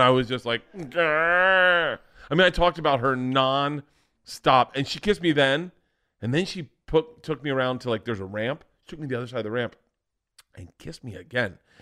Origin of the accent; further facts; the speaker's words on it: Florida, United States; growing up in Florida, you were always ended up on a beach